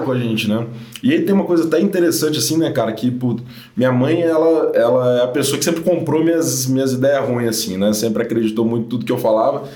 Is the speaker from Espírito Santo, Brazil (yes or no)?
yes; Guarapari, Espírito Santo, Brazil; also born or lived in Vitória; eu sou do Espírito Santo, sou nascido em Guarapari, é, mas me mudei para Vitória, que é a capital, há uns 12 anos, quando fui fazer faculdade.